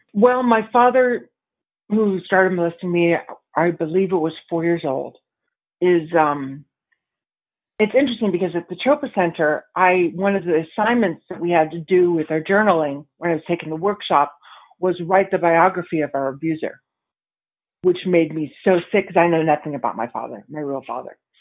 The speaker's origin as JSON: {"language": "English", "town": "San Diego", "region": "California", "country": "United States", "tie": "born or raised there", "also_born_or_lived": "New York City", "said": "made my way back to San Diego, which is where my, my hometown"}